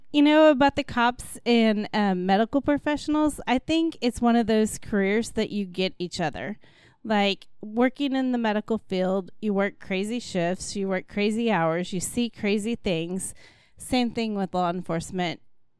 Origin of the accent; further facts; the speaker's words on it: Aurora, Missouri, United States; also born or lived in Joplin; born in Joplin, and my mom's family was all from Aurora. My dad graduated from Mount Vernon, and so that's where we lived at. We moved to Oklahoma for 3 years when my dad went to law school, but c